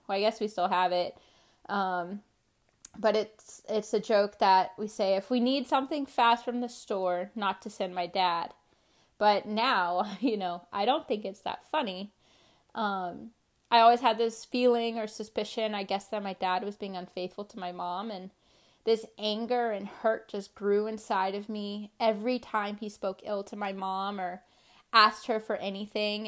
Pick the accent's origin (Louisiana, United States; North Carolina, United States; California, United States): North Carolina, United States; Charlotte; I was born in Charlotte, North Carolina